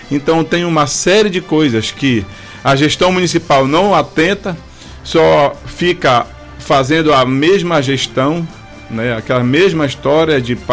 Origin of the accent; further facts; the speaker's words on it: Capanema, Brazil; Mas assim, Valdemir, eu já sou de Capanema assim, já fui candidato duas vezes, 2016 e 2020.